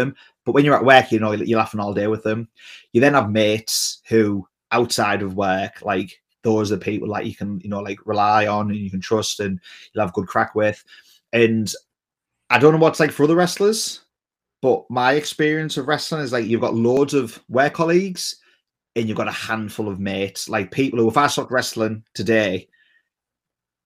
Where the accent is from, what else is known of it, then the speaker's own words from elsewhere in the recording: England, United Kingdom; I'm an Englishman